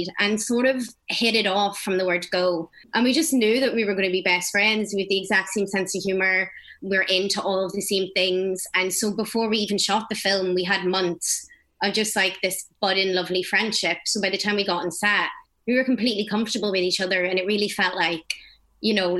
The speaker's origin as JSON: {"language": "English", "town": "Belfast", "region": "Northern Ireland", "country": "United Kingdom", "tie": "born or raised there", "said": "that's where I'm from Belfast"}